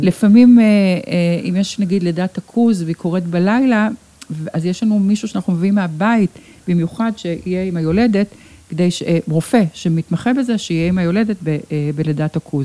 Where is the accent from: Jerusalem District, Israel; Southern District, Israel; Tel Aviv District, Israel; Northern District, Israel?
Tel Aviv District, Israel; Ramat Gan; כאן נולדתי, כאן נולדו לי ילדיי